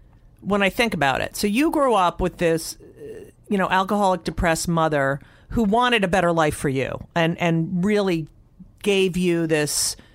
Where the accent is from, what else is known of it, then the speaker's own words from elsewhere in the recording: Newark, New Jersey, United States; also born or lived in Elizabeth, New Jersey / Clark, New Jersey; I was born in Newark. Then we lived in Elizabeth. I was just born in Beth Israel Hospital. And then we moved to Clark.